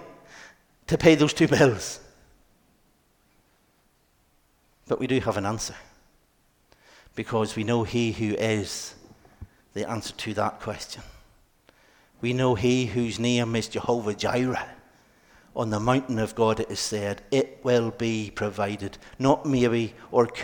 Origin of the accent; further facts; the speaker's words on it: Ballymena, Northern Ireland, United Kingdom; now in Dublin, Ireland; I'm from Ballymena